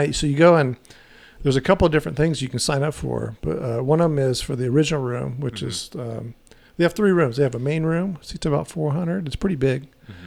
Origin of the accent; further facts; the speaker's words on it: El Paso, Texas, United States; moved away as an adult; also born or lived in Orange County, California; I grew up in El Paso. I lived there till 85